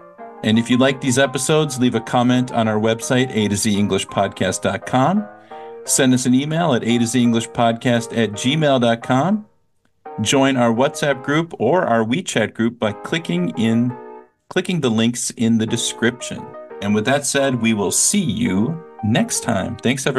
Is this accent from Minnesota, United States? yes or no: yes; Minnesota, United States; my home state of Minnesota